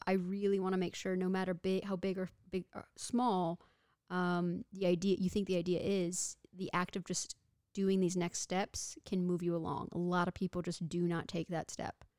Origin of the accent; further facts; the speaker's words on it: Texas, United States; moved away as an adult; also born or lived in Victoria, British Columbia, Canada; I was born and raised in Texas